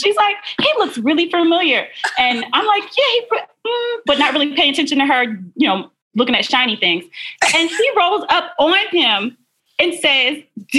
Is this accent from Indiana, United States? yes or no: no; Delaware, United States; moved away; I'm originally from Delaware